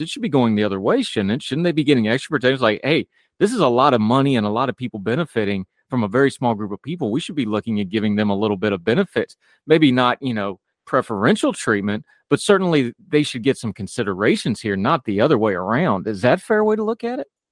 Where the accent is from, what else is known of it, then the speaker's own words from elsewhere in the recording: West Virginia, United States; I grew up in the woods. I grew up in West Virginia